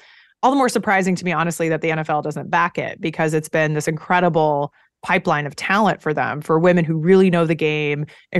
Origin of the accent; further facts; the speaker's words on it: Eugene, Oregon, United States; I grew up in Eugene, Oregon. Football is part of life.